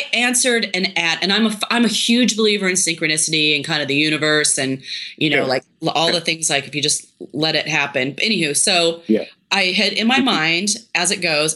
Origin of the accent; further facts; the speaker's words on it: Tri-Cities, Washington, United States; I grew up in the Tri-Cities